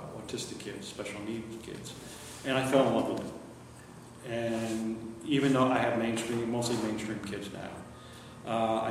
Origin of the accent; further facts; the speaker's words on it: Union, New Jersey, United States; moved away as an adult; also born or lived in Newark, New Jersey; now in New York, United States; I was born in Newark, New Jersey. Grew up in Union, New Jersey. And moved to New York